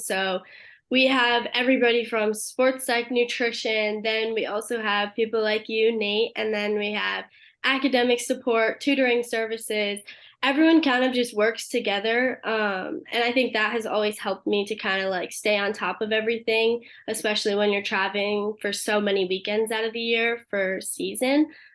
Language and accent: English; Connecticut, United States; moved away; I'm originally from Connecticut